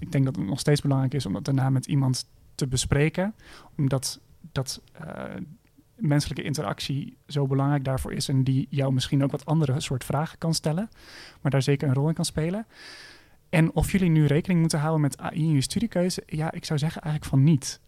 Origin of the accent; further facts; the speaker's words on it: Utrecht, Netherlands; ik kom ook zelf uit Utrecht